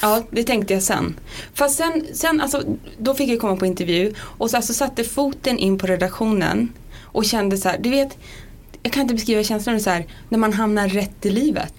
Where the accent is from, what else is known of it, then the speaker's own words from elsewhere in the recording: Sundsvall, Västernorrland County, Sweden; Jag är från Sundsvall. Mm. Där hade vi Åhléns. Där hängde jag runt om diskarna